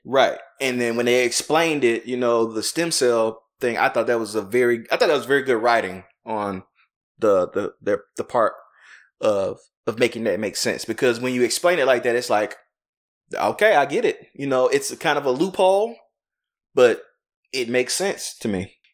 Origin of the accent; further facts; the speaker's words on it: the South, United States; I'm from the South